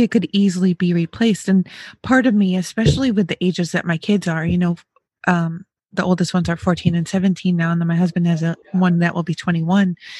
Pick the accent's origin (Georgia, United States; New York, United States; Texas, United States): New York, United States; now in Ohio, United States; I'm also from the Northeast. I'm from New York.